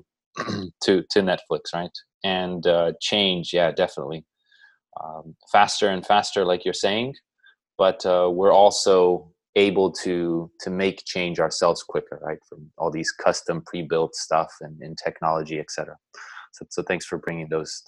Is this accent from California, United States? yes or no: yes; San Diego, California, United States; I grew up in San Diego, which is 2 hours away from Los Angeles